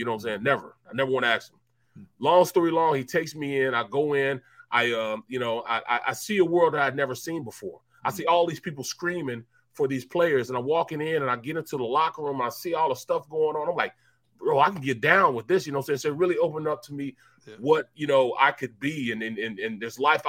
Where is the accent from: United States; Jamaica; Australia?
United States; St. Louis, Missouri; Yeah, I'm from St. Louis